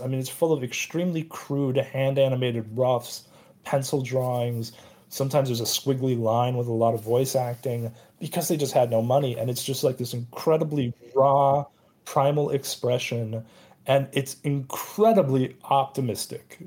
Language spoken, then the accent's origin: English; United States; I'm Asian American